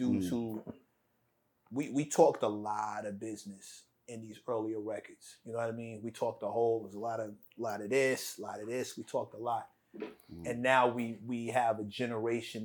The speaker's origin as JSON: {"language": "English", "town": "New York City", "region": "New York", "country": "United States", "said": "I'm always from Queens"}